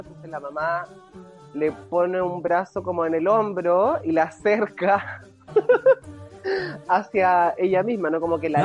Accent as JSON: {"language": "Spanish", "country": "Chile", "moved": "yes", "lives_now": "Berlin, Germany", "said": "cuando yo me fui de Chile"}